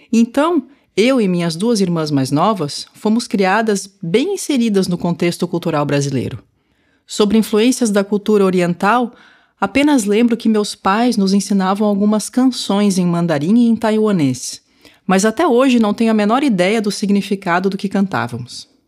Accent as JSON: {"language": "Portuguese", "town": "Florianópolis", "region": "Santa Catarina", "country": "Brazil", "tie": "born or raised there", "said": "Tenho lembranças da minha infância em Florianópolis, mas pouca coisa da cultura tradicional asiática."}